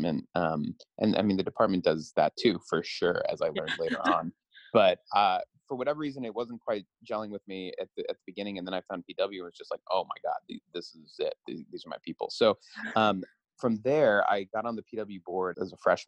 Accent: the Northwest, Pacific Northwest, United States; I'm from the Northwest

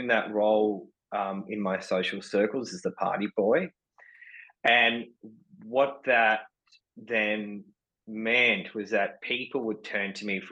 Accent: Sydney, New South Wales, Australia; I was born and raised in Sydney

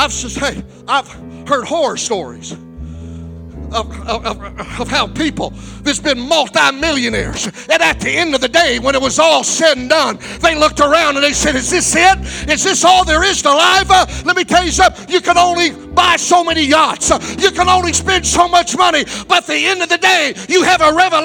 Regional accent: Alexandria, Louisiana, United States; my hometown of Alexandria, Louisiana

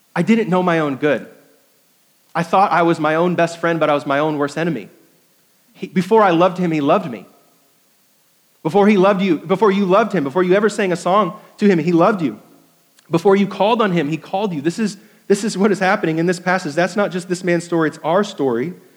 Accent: New York, United States; moved away as an adult; also born or lived in Indiana; now in Greenville, United States; I was uh, 10 years in Indiana, 10 years in New York, and now 17 years here in South Carolina

